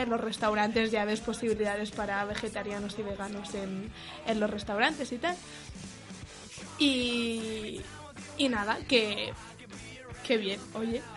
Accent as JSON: {"language": "Spanish", "area": "Mallorca", "region": "Balearic Islands", "country": "Spain", "moved": "as an adult", "lives_now": "Madrid, Spain", "said": "yo soy de Mallorca"}